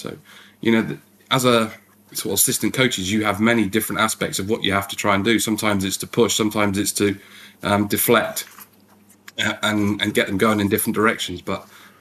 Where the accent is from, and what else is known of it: England, United Kingdom